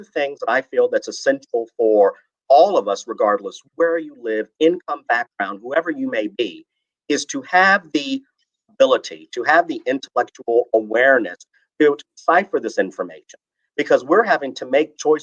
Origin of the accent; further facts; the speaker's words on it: Front Royal, Virginia, United States; I was born and raised in Front Royal